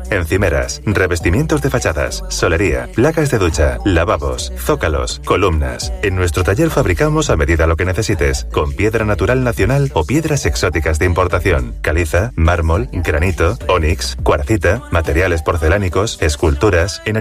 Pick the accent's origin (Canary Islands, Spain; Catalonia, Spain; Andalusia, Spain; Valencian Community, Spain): Andalusia, Spain; ese liderazgo que queremos tener como cordobeses, como andaluces y españoles.